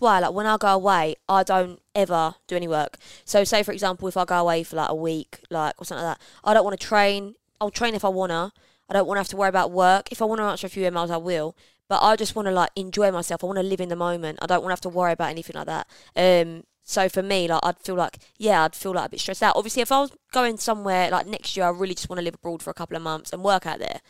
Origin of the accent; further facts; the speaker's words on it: London, United Kingdom; moved away as an adult; now in Essex, United Kingdom; I grew up in London, as I know, bang, E three